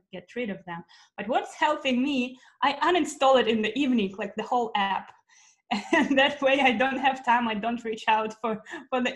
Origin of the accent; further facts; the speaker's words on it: Russia; moved away; I'm originally from Russia, and I've been here for a while.